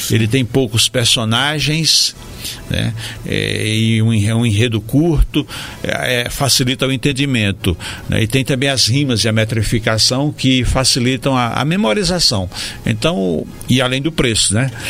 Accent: Acopiara, Ceará, Brazil; quando eu vou lá para o meu Trussu. Você é de Paiaiá, eu sou do Trussu, que é um distritozinho de Acopiara que deve ter mais ou menos esse número de moradores.

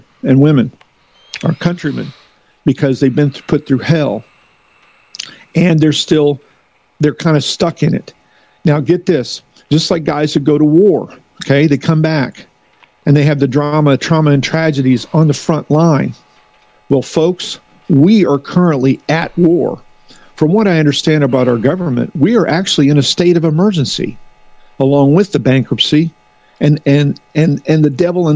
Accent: the Ozarks, United States; now in Philadelphia, United States; I'm from the Ozarks.

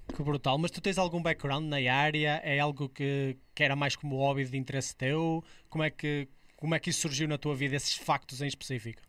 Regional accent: Amarante, Norte, Portugal; minha zona de onde eu sou natural, de Amarante

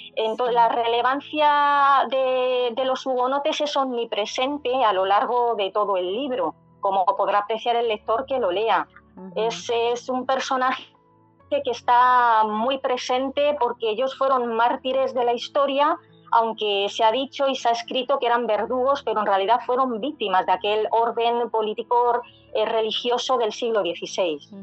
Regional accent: Madrid, Community of Madrid, Spain; yo soy de Madrid, nací aquí en Madrid

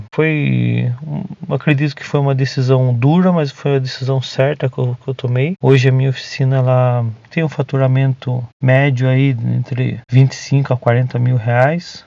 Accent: Tatuí, São Paulo, Brazil; Eu sou de Tatuí, uma cidade do interior de São Paulo

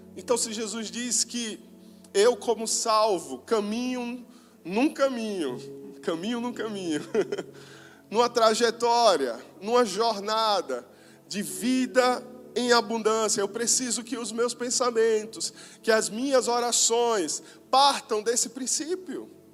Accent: Northeast Brazil, Brazil; falando agora como nordestinos

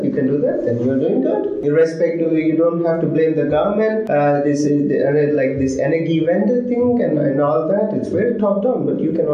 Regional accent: India; now in Berlin, Germany; I come from India

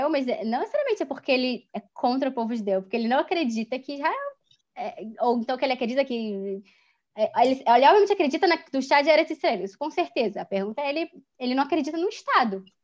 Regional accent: Germany; Se eu me defino se eu que sou judia hum, me diz, eu preciso de certa forma me, me, dizer não, eu sou alemã.

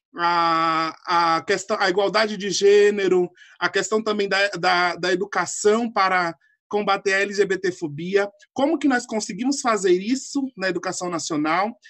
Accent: Northeast Region, Brazil; now in São Paulo, Brazil; Sou nordestino também

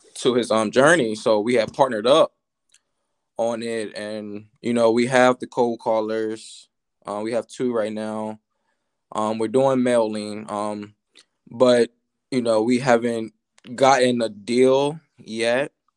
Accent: Virginia, United States; I'm from Virginia

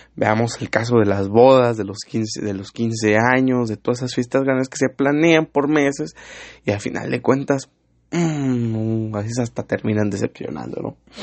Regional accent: Mexico City, Mexico; moved away; soy chilango, pero ya llevo mucho aquí, yo ya me considero un norteño

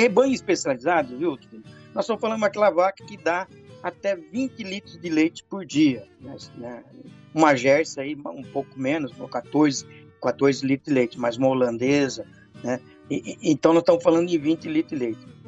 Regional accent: Rondon, Paraná, Brazil; moved away; also born or lived in Curitiba; eu venho lá do norte do Paraná, eu venho de uma cidadezinha chamada Rondon

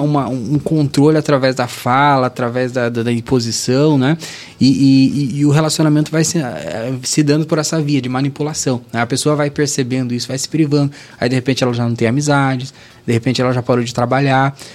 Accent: Guarapuava, Paraná, Brazil; moved away; Sou, sou de, do Paraná. Sim. Interior de, é próximo de Curitiba

